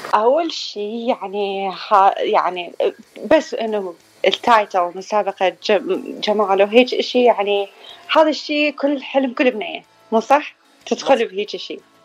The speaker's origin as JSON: {"language": "Arabic", "town": "Baghdad", "region": "Baghdad Governorate", "country": "Iraq", "also_born_or_lived": "Florida, United States", "moved": "yes", "lives_now": "Phoenix, United States", "said": "من العراق من بغداد"}